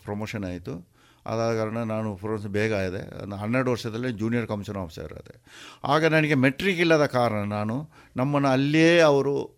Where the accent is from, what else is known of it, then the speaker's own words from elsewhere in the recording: Puttur, Karnataka, India; moved away as an adult; ನಮ್ಮದು ಹುಟ್ಟೂರು ಇದೆ ಪುತ್ತೂರು ಕೆಮ್ಮಯ್ಯಲ್ಲಿ